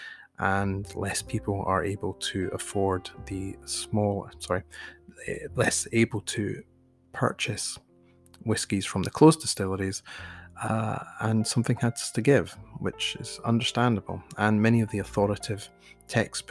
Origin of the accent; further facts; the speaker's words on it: Scotland, United Kingdom; myself, growing up in Scotland